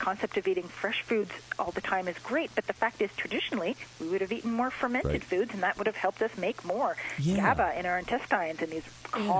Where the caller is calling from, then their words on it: near Toronto, Ontario, Canada; I'm calling in from near Toronto, Canada.